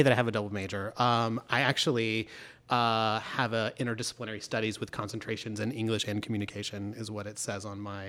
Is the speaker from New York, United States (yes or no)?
no; Memphis, Tennessee, United States; I'm not. I claim Memphis as where I'm from. Moved there in like the second grade, stayed there through high school and went to college there.